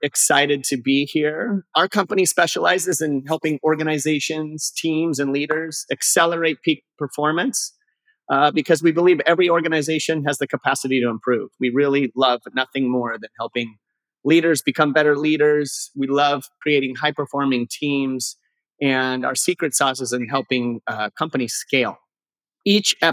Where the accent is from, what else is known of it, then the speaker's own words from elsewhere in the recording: Durango, Colorado, United States; I am from Durango, Colorado